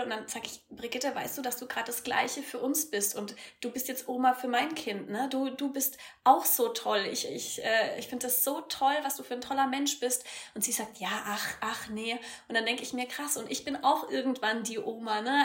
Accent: Eibelstadt, Bavaria, Germany; In meinem süßen äh, Ort, wo ich herkomme, Eibelstadt bei Würzburg, 3000 Einwohner

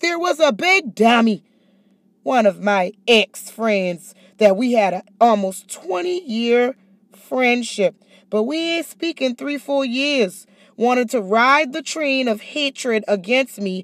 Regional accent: Charleston, South Carolina, United States; moved away as an adult; I'm from a small town, Charleston, South Carolina

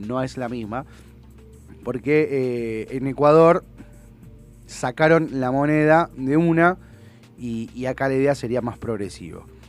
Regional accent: Argentina; Somos Argentina, no somos europeos, somos latinos

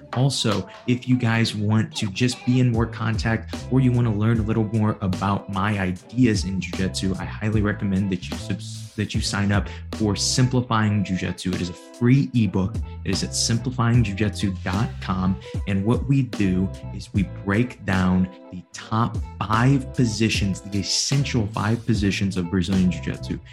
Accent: Granite City, Illinois, United States; I'm a nobody from Granite City, Illinois

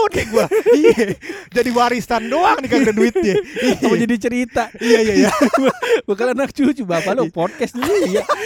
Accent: Jakarta, Indonesia; cuman kali kita Betawi turunan ke-8

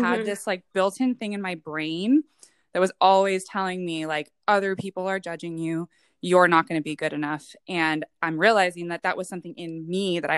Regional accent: West Coast, United States; also born or lived in Hawaii / Oregon / San Diego; So I was actually born in Hawaii, raised most West Coast, whether it was in Oregon or California, but have spent the majority of my life in the San Diego area.

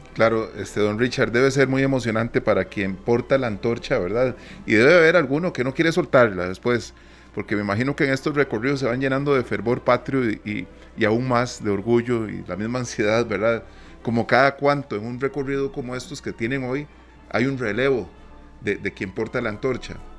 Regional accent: Costa Rica; nosotros seguimos celebrando con mi tierra.

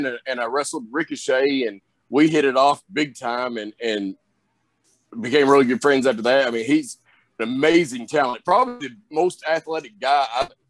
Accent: the South, United States; accent: Southern; I've got that Southern accent, that Southern drawl

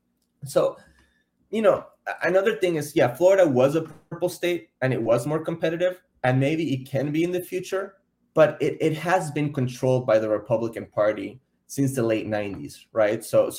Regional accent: Argentina; now in Miami, United States; I'm from Argentina.

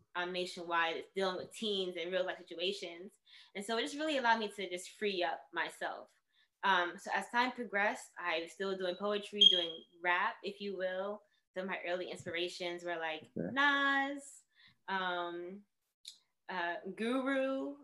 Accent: New York City, New York, United States; I was born in the Bronx

